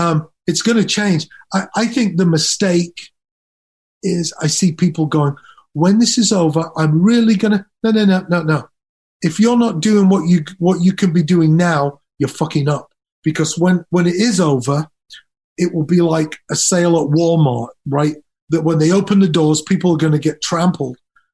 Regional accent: Nuneaton, West Midlands, United Kingdom; born there; also born or lived in Leeds / Durham; So I was born in Nuneaton. We moved to Leeds, then from Leeds to Durham, and then I left home and I eventually moved to London

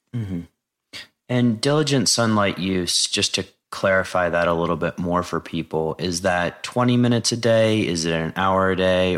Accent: United States; growing up in the United States

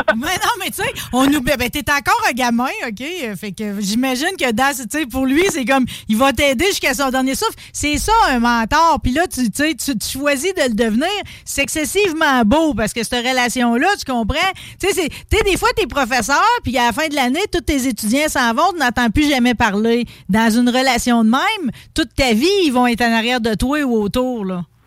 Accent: Saint-Léonard-d'Aston, Quebec, Canada; je viens de Saint-Léonard d'Aston

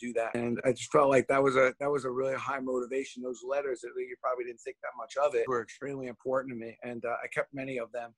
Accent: New York City, New York, United States; growing up in Brooklyn

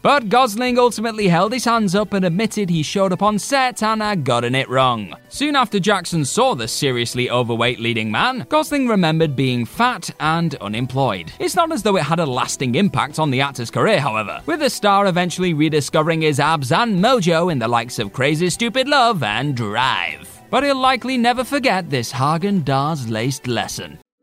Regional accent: England, United Kingdom; we English

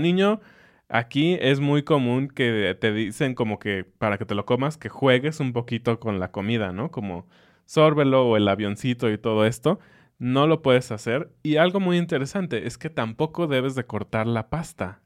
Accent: Mexico; para mí como mexicano

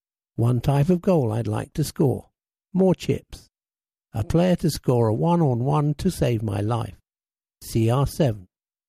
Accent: Tilburg, North Brabant, Netherlands; now in London, United Kingdom; I grew up in Tilburg, Netherlands.

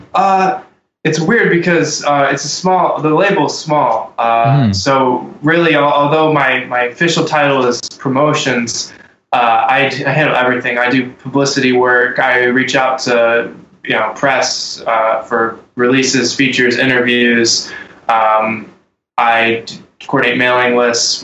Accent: Texas, United States; now in Ohio, United States; I was born in Texas.

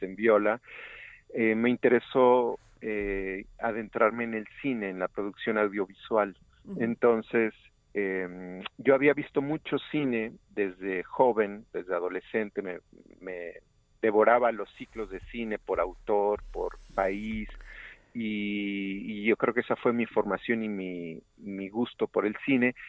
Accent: Xalapa, Veracruz, Mexico; moved away as an adult; also born or lived in Barcelona; finalmente regreso a mi ciudad natal, Jalapa

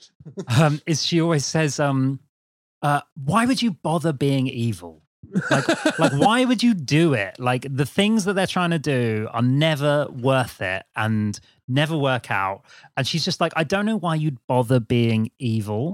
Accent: Brighton, South East England, United Kingdom; I'm from Brighton.

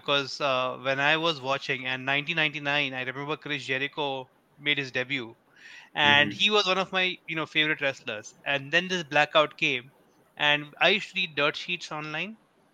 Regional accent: Mumbai, Maharashtra, India; moved away; I grew up in Bombay

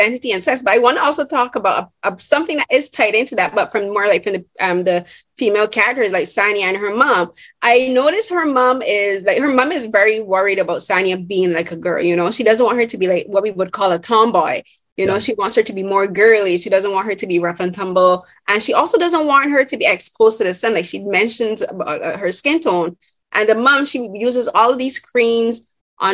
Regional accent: Barbados; moved away; I'm originally from Barbados

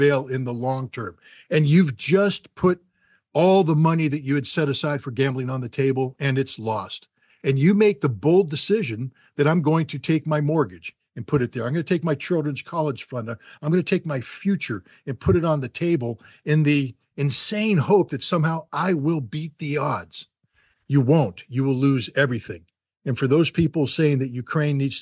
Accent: Germany; I grew up in Germany in the late 1970s, early 1980s.

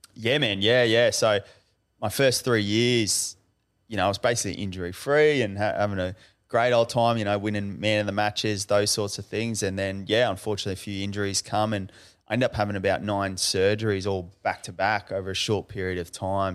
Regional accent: Brisbane, Queensland, Australia; We grew up in Western Brisbane, so not much money

